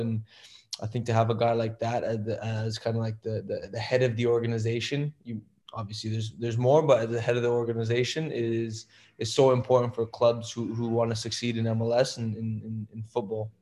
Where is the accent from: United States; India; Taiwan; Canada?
Canada; Toronto, Ontario; moved away; it's still my hometown